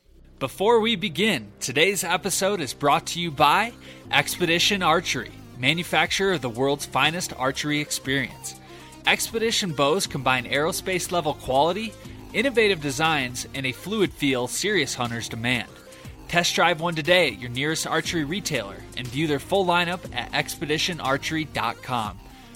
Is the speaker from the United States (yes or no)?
yes; Michigan, United States; now in Colorado, United States; I grew up in Michigan, and there was an archery shop.